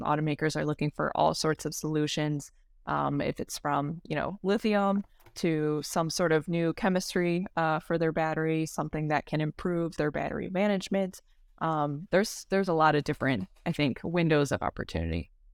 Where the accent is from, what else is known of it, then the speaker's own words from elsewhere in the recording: Detroit, Michigan, United States; born and raised in the Metro Detroit area